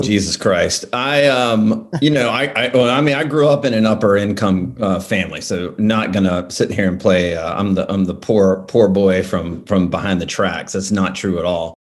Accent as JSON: {"language": "English", "region": "Alabama", "country": "United States", "tie": "born or raised there", "said": "I grew up in Alabama"}